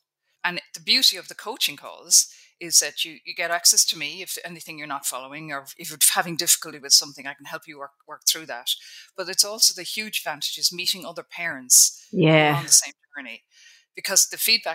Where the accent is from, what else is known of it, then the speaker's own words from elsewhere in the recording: Ireland; I'm Irish at the end of the day. We're brought up by Catholics